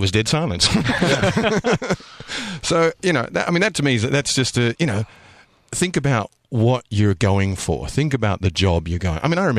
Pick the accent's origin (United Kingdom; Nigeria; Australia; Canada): Australia; accent: slightly Australian; I mean, my accent is slightly Australian, but I have a British passport.